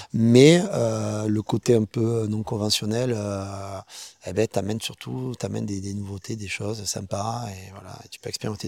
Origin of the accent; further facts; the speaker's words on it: Perpignan, Occitania, France; also born or lived in Baillargues, near Montpellier; moi, je suis originaire de Perpignan, à la base, hein, donc catalan